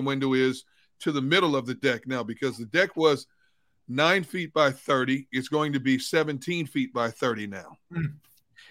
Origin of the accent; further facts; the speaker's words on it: Midwest, United States; now in Philadelphia, United States; growing up in the Midwest, people take a lot of pride in their grass